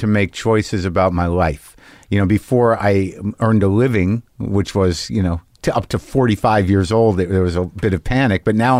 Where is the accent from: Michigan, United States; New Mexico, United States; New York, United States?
New Mexico, United States; also born or lived in New Jersey; I grew up in New Mexico, born in New Jersey, Most of the formative years, though, second grade through high school in New Mexico.